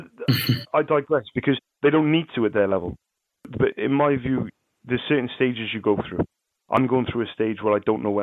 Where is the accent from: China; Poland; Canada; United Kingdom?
United Kingdom; Cardiff, Wales; I'm from Cardiff, you know, I sell ink